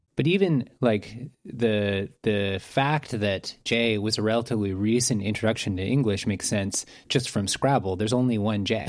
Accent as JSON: {"language": "English", "country": "Canada", "said": "I'm Canadian"}